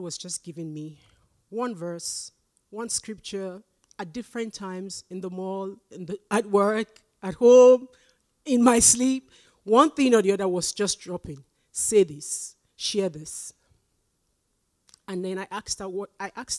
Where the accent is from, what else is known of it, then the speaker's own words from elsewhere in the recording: Nigeria; moved away as an adult; now in Canada; I'm Nigerian. I came here when I was over 40, so it's too late to change to the Canadian accent.